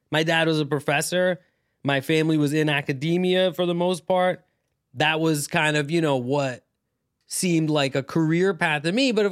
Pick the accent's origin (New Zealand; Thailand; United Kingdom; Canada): Thailand; but like um, you know, but in my family I'm Pakistani. I grew up in Thailand, right, uh, as an expat.